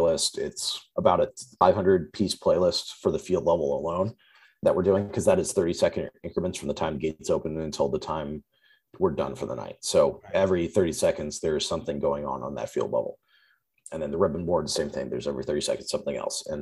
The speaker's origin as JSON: {"language": "English", "area": "Orange County", "region": "California", "country": "United States", "also_born_or_lived": "Seattle", "said": "I'm from the Orange County area in California"}